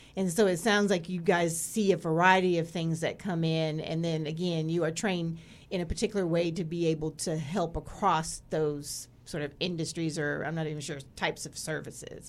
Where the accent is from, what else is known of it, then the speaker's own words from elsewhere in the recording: Greensboro, North Carolina, United States; moved away; I was born in Greensboro, North Carolina